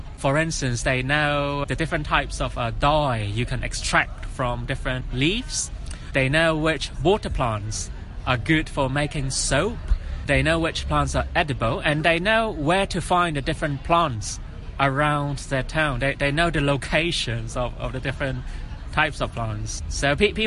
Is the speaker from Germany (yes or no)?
no; Hong Kong; also born or lived in Guatemala; I am from Hong Kong. I'm from here. I grew up here. I was born here.